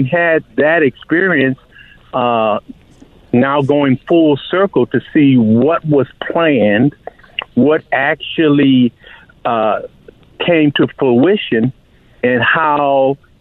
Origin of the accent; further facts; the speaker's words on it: California, United States; moved away as an adult; also born or lived in Boston; now in New York, United States; I'm originally from California, and I went to college at Boston University